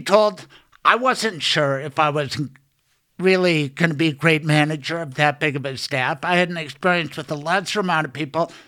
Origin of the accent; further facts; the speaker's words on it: Denver, Colorado, United States; also born or lived in Boulder; Growing up in Denver, Denver Public Schools, G W, C C, C U Law